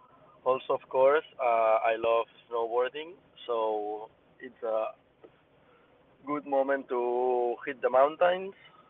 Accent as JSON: {"language": "English", "area": "a town near Barcelona", "region": "Catalonia", "country": "Spain", "tie": "born or raised there", "moved": "as an adult", "lives_now": "Barcelona, Spain", "said": "all my family is from a town near Barcelona, and I live in Barcelona"}